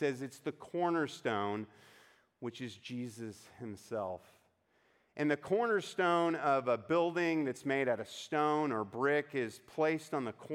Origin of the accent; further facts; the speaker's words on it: United States; as Americans